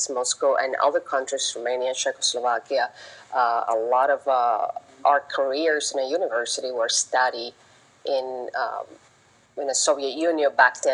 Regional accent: Havana, Cuba; moved away; also born or lived in Bellingham, Washington; I was born in Havana, 1969

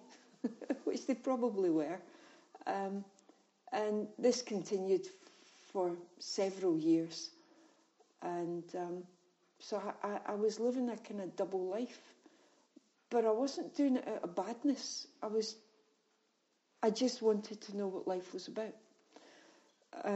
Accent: Scotland, United Kingdom; being Scottish

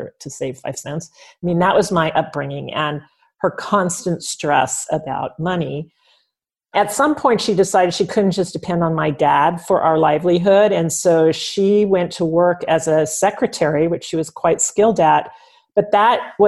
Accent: Bay Area, California, United States; I grew up in the Bay Area

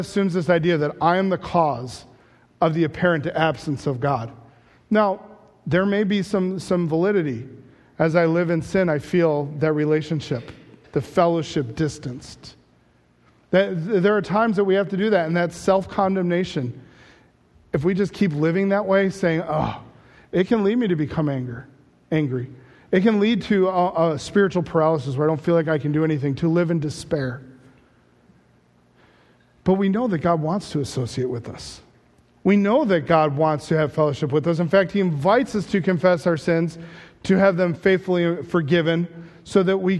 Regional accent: United States; as American Christians

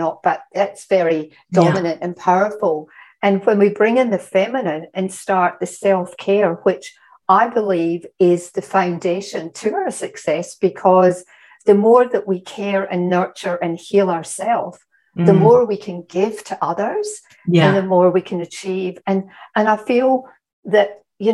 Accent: Scotland, United Kingdom; I'm Scottish

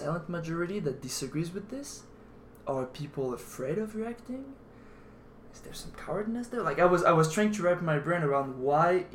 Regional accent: France; moved away; I'm from France

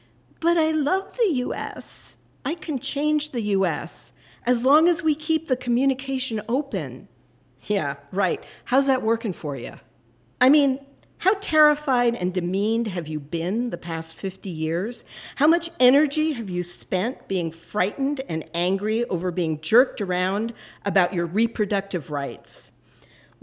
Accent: Northern California, United States; also born or lived in Los Angeles; now in New York City, United States; I was born in Northern California

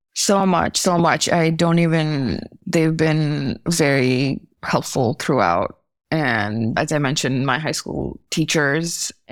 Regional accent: New Delhi, Delhi, India; moved away as an adult; also born or lived in Chicago / Maryland; growing up in Delhi, in India

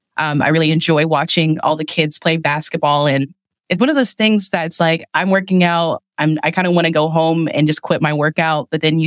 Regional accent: East Tennessee, United States; now in Lancaster County, Pennsylvania, United States; I grew up in East Tennessee originally

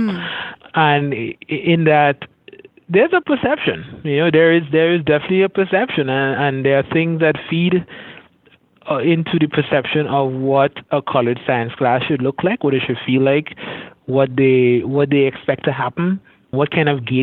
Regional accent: Trinidad & Tobago; moved away as an adult; also born or lived in Florida; I grew up in Caribbean, in Trinidad and Tobago, Southern Caribbean, closest Caribbean island to Venezuela

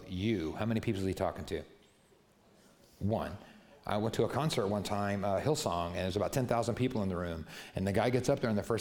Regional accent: New Mexico, United States; I was raised in New Mexico

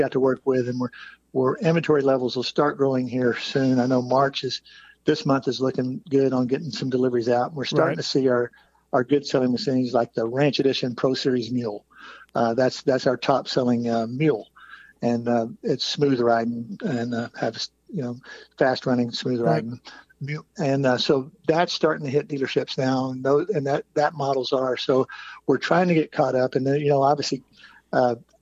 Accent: Lewisville, Texas, United States; I started hanging out at the motorcycle shop in my hometown of Lewisville, Texas, where I grew up.

